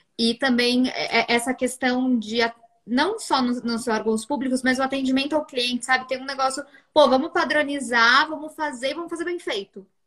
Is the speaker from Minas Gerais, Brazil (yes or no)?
no; São Paulo, Brazil; moved away as an adult; now in Portugal; eu era da Zona Norte, para quem é de São Paulo vai saber. Eu saía lá da Zona Norte e ia até Alphaville